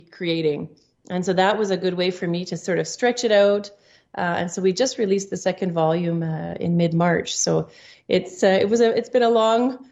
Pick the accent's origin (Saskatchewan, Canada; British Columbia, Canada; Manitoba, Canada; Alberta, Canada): Manitoba, Canada; Winnipeg; I was born in St. Boniface, and now I live in the country